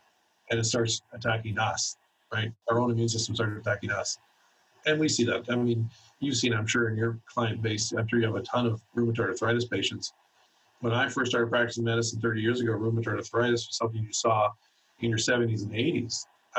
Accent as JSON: {"language": "English", "country": "Canada", "said": "We have a standard blood requisition form that's standard for all of the province that I'm from Canada, so I practice in Canada."}